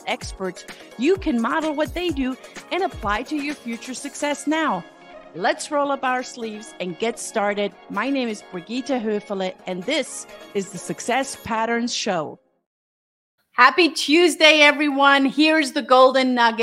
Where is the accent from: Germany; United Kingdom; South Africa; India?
Germany; now in United States; I'm here in the United States, and I'm originally from Germany